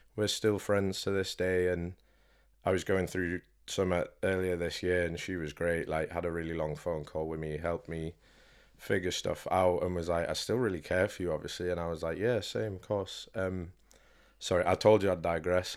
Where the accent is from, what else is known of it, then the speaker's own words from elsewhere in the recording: York, Yorkshire and the Humber, United Kingdom; born and bred in York